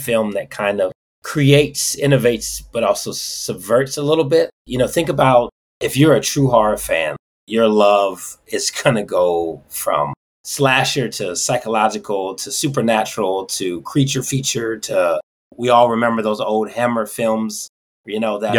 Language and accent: English; Detroit, Michigan, United States; I have fond memories growing up in Detroit